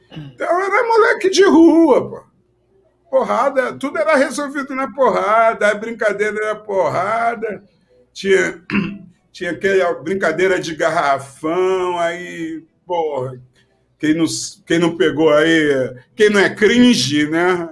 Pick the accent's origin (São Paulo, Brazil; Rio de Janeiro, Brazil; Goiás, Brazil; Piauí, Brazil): Rio de Janeiro, Brazil; Quando eu morava lá na Ilha do Governador, no Morro do Dendê, onde eu nasci